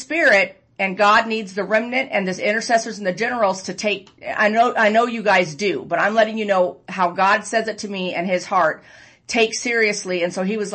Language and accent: English; Arizona, United States; I'm from Arizona